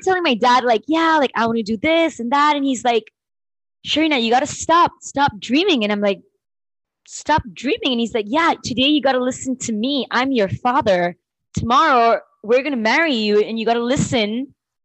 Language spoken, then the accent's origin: English; Panama; I was born and brought up in Panama